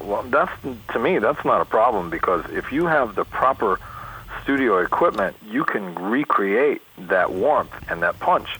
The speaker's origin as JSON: {"language": "English", "region": "New York", "country": "United States", "moved": "yes", "lives_now": "California, United States", "said": "I'm from New York originally"}